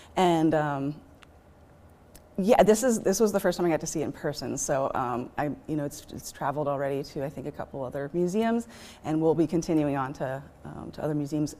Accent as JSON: {"language": "English", "town": "Eugene", "region": "Oregon", "country": "United States", "tie": "born or raised there", "also_born_or_lived": "Ashland, Oregon / Portland, Oregon", "lives_now": "Modoc Point, United States", "said": "I'm a, I guess, lifelong Oregonian. Um, I grew up here in Eugene"}